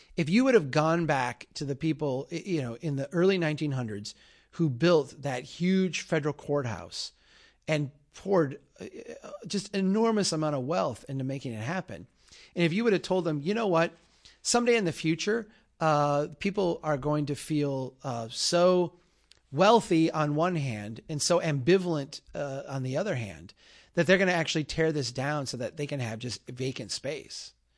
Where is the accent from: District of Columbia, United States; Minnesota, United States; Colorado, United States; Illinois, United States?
Minnesota, United States; As a Minnesotan